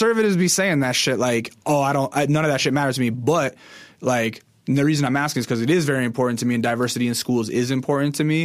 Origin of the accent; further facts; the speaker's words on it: interior Alaska, United States; I'm from Alaska, but I'm from the interior, w, like, way in the middle of the state